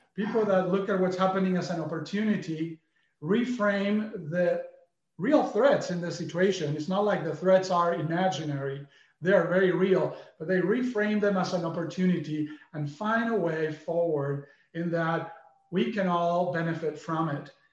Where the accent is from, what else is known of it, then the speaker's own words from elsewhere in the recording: Argentina; moved away as an adult; now in United States; growing up in Argentina